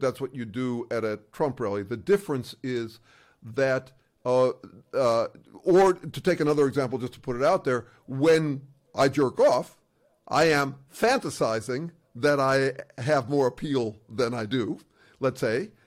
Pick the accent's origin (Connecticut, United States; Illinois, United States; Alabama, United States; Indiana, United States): Illinois, United States; Chicago; I was in Chicago, and uh, to be honest, I was raised in an Orthodox school